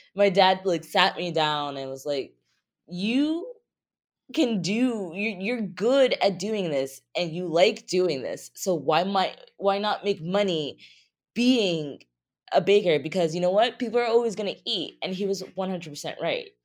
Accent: Easton, Pennsylvania, United States; moved away as an adult; also born or lived in Philadelphia / Nantucket; now in New York, United States; I actually was born and raised a little bit outside of Philly in this small town called Easton

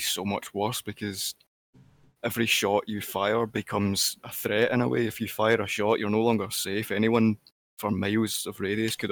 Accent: Scotland, United Kingdom; I'm definitely not Canadian. I'm from Scotland.

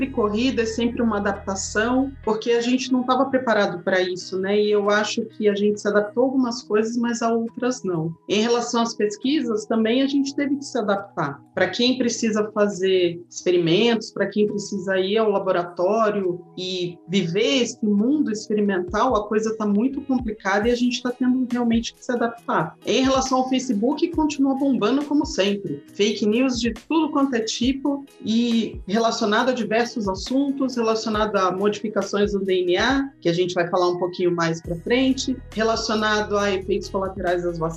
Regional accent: Brazil; Eu tô falando agora como brasileira, como mulher, mulher negra que acredite na vacina.

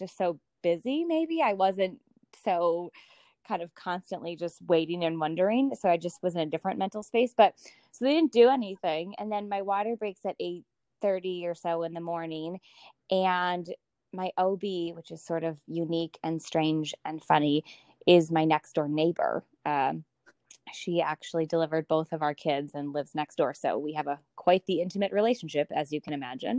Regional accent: Minnesota, United States; now in Lake Forest, United States; I have a husband, Alex, who I grew up with in Minnesota

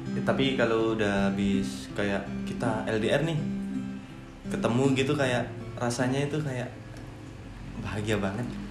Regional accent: Malang, East Java, Indonesia; now in Lombok, Indonesia; saya kan dari Malang

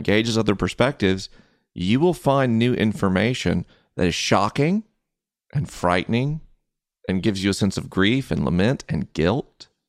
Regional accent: Southeast, United States; I grew up in the Southeast. Unless you're on a university campus, which I didn't go to college, no one says the word patriarchy.

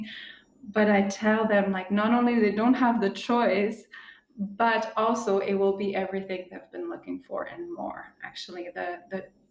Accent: Switzerland; moved away as an adult; now in Costa Rica; I grew up in Switzerland

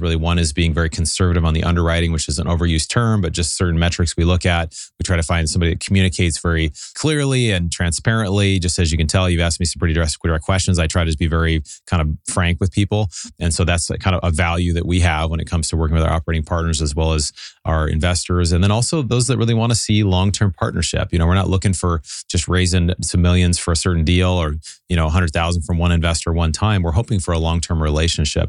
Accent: Seattle, Washington, United States; moved away as an adult; also born or lived in Southern California; now in Pasadena, United States; So I grew up in Seattle, moved down in college to Southern California

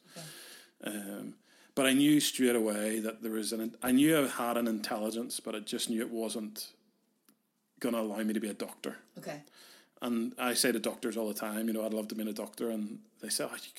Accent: Carrickfergus, Northern Ireland, United Kingdom; also born or lived in Belfast; We were growing up in Carrick

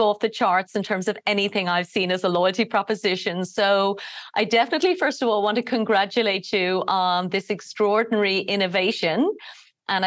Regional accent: Ireland; I'm from Ireland

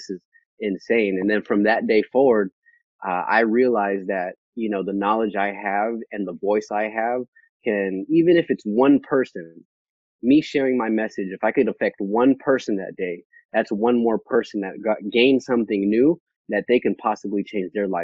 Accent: Vallejo, California, United States; moved away as an adult; also born or lived in Bay Area; now in Sacramento, United States; I'm from Vallejo, California

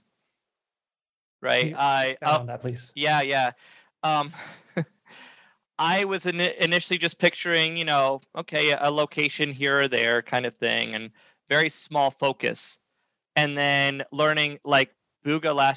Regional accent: New Hampshire, United States; moved away as an adult; now in South Carolina, United States; I was from New Hampshire

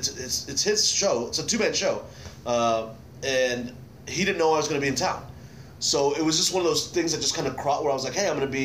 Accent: Dallas, Texas, United States; moved away; I'm from Dallas.

